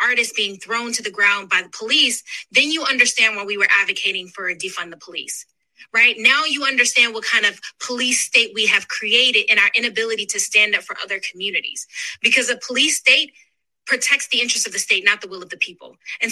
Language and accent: English; Philadelphia, Pennsylvania, United States; I'm from Philly